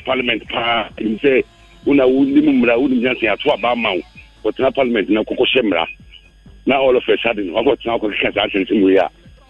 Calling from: Bekwai, Ashanti, Ghana; calling from Bekwai.

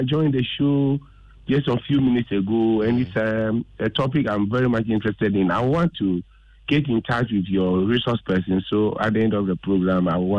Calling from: Agona Swedru, Central Region, Ghana; I'm calling from Agonas Redu.

